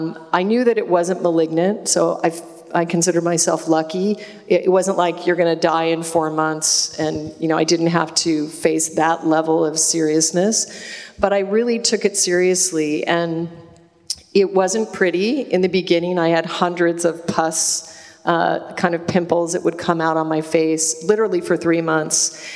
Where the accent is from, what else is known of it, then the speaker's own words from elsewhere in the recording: Alaska, United States; But I was raised in Alaska on game meat. I incarnated into a family of a big game hunter, and I grew up eating caribou tacos and moose stew and more salmon than anyone would ever want to eat.